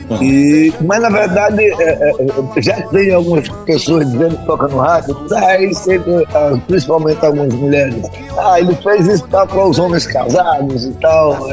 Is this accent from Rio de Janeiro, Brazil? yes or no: no; Iguaraci, Pernambuco, Brazil; Porque eu sou de Guaraci. Iguaraci.